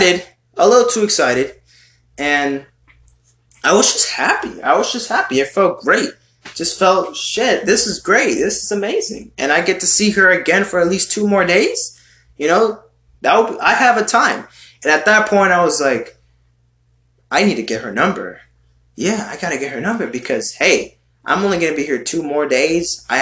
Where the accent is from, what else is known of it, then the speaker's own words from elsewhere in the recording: United States; I'm a fucking American boy over here I'm just an American Hispanic, American Latino in your country here